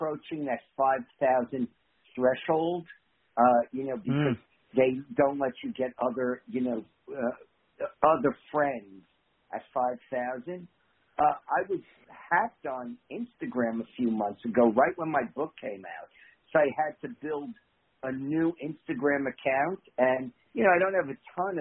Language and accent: English; New York, United States; accent: New York; my New York accent